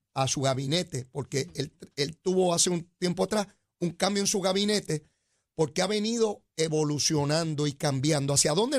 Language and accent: Spanish; San Juan, Puerto Rico; Yo vivo en San Juan. Yo soy sanjuanero.